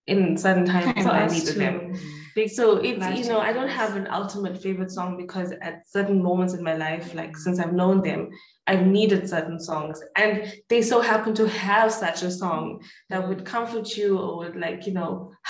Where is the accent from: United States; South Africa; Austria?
South Africa; Durban, KwaZulu-Natal; we're from Durban.